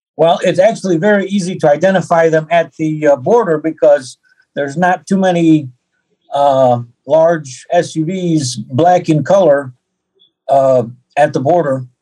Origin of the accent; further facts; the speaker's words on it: Detroit, Michigan, United States; moved away; also born or lived in Ukraine; I have an American passport. I was born in Detroit, Hudson Hospital